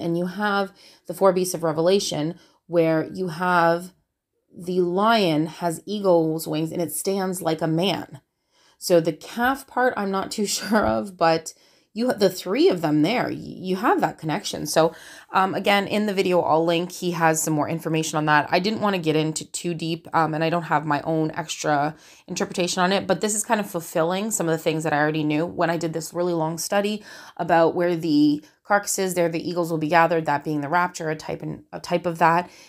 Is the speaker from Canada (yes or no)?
yes; Canada; I'm Canadian